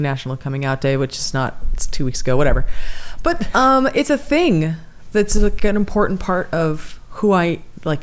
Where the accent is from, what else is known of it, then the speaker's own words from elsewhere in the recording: California, United States; I'm from California